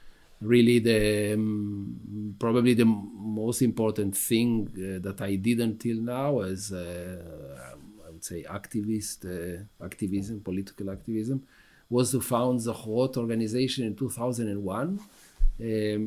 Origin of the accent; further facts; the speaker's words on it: Israel; moved away as an adult; also born or lived in Argentina / Tel Aviv, Israel; now in Brussels, Belgium; I was actually born in Argentina, when I was five, I moved to, my family, my parents decided to move to Israel, to a kibbutz. I was raised in a kibbutz in Israel, like regular Israeli.